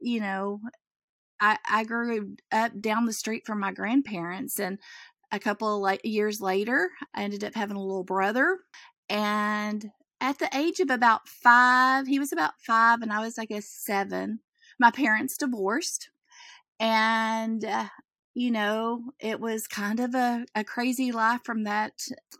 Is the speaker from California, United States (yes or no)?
no; Central Texas, United States; I'm a country girl, as they come, probably. I grew up in Central Texas